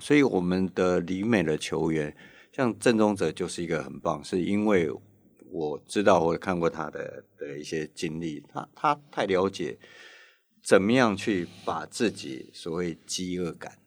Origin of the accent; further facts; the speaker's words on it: Taiwan; 我们台湾人完全无感